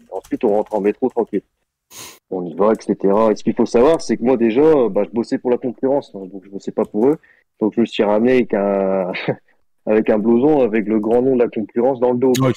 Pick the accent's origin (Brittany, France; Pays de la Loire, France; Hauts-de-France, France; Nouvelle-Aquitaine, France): Brittany, France; je suis breton aussi